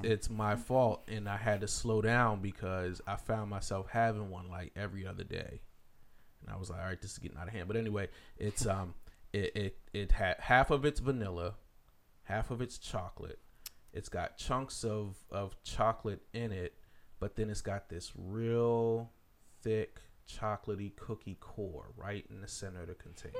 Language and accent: English; Philadelphia, Pennsylvania, United States; moved away; I'm from the Philly area